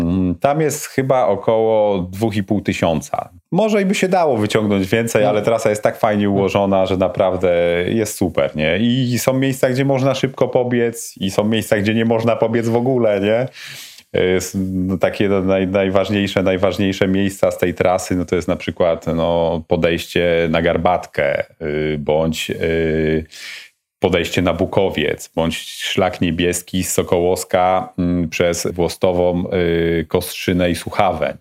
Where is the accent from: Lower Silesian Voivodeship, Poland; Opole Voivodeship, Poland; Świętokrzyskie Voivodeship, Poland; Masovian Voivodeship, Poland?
Lower Silesian Voivodeship, Poland; Mieroszów; also born or lived in Wrocław; Wychowałem się w Mieroszowie, mhm. prawda? Urodziłem się we Wrocławiu, mhm. natomiast y, wychowałem się w Mieroszowie.